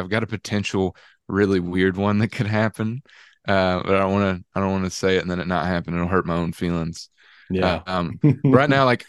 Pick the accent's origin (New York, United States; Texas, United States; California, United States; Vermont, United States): Texas, United States; If I was from Dallas, Texas, there'd be plenty of Texans saying I wasn't a Texan, you know, so it worked out perfect.